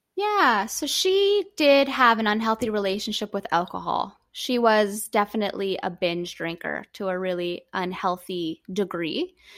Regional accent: Canada; being Canadian as well

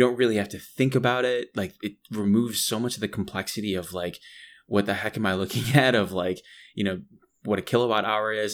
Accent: Appalachia, United States; growing up in Appalachian, like, a coal region

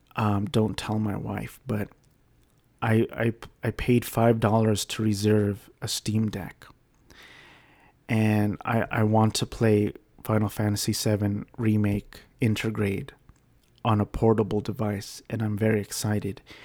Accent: Garden Grove, California, United States; which is where I grew up in California.

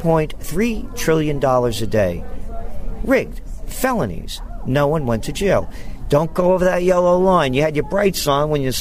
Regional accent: New York City, New York, United States; also born or lived in Yonkers, New York; it's about growing up in the Bronx and Yonkers and what the Italian families used to be like

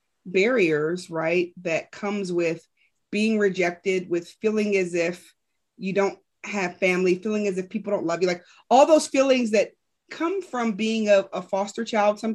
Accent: Rahway, New Jersey, United States; I was born in Rahway, but they lived in different cities in New Jersey.

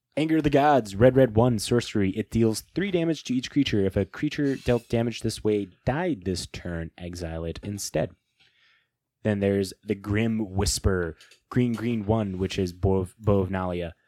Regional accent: Midwest, United States; we're from the Midwest.

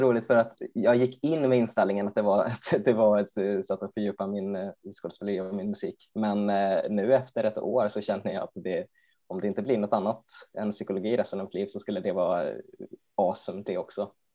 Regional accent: Borås, Västra Götaland, Sweden; jag är ju från Borås

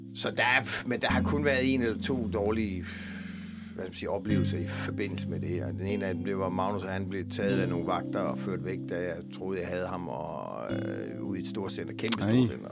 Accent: Denmark; Jeg er opvokset i Jylland

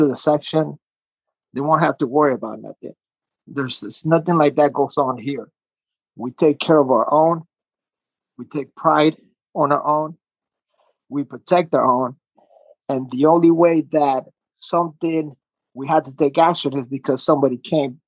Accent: Chile; now in United States; I was born in South America, Chile

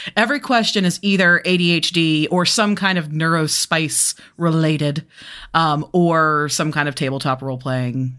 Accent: Birmingham, Alabama, United States; moved away as an adult; now in Charlotte, United States; I'm originally from Birmingham, Alabama

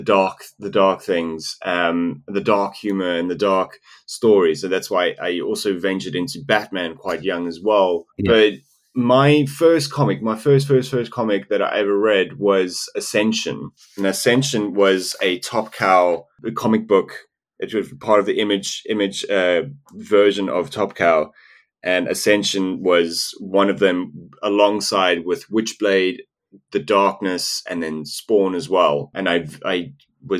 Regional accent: South Africa; English is a second language; when I was growing up in South Africa.

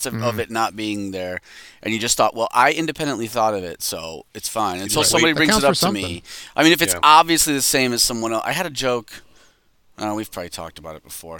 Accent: near Somerset Mall, Michigan, United States; I grew up near Somerset Mall

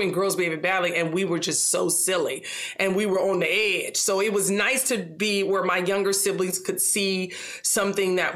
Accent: Los Angeles, California, United States; I'm a Black girl from South Central. So I'm an American from South Central

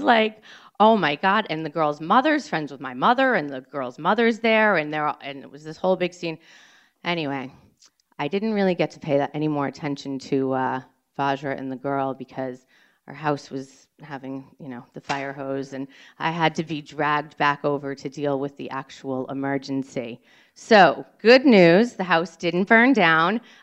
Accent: Cambridge, Massachusetts, United States; I grew up in Cambridge, Mass

